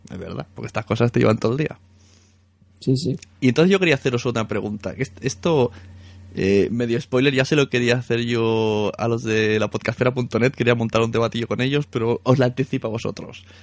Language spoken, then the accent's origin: Spanish; Palau, Catalonia, Spain; O Palau, Palau, mi pueblo.